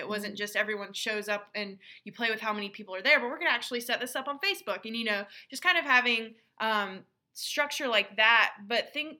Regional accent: United States; learning the customs and kind of like the gender roles and how that is different from our background from growing up in the States.

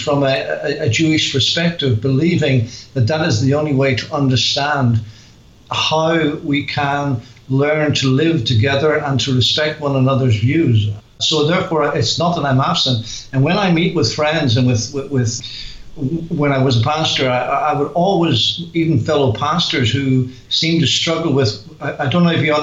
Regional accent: Belfast, Northern Ireland, United Kingdom; accent: Northern Irish; moved away as an adult; now in England; I am from Belfast and very familiar with the Belfast Christian Circle

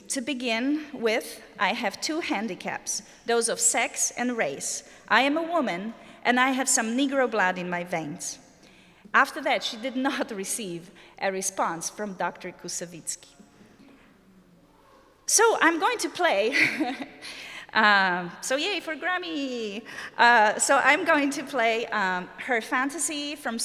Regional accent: Poland; English is a second language; moved away as an adult; also born or lived in Germany / Netherlands; now in United States; I was born and lived in Poland, as you can probably detect from my accent, for about 30 years of my life

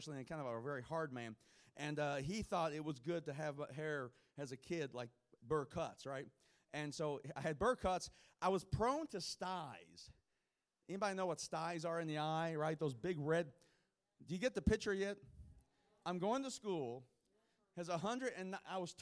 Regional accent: Kentucky, United States; I'm from Kentucky

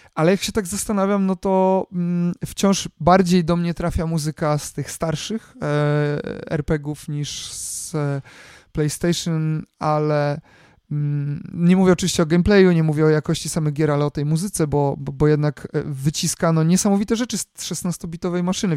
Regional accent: Poland; jestem z Polski

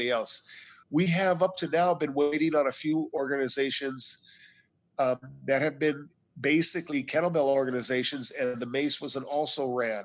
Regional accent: United States; I'm an American

